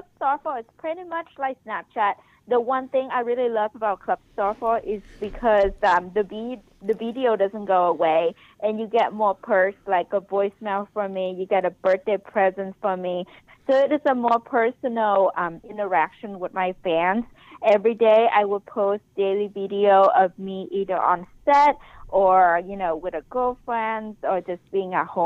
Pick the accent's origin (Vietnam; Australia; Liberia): Vietnam; Ho Chi Minh City; now in United States; I was born in Saigon, Vietnam.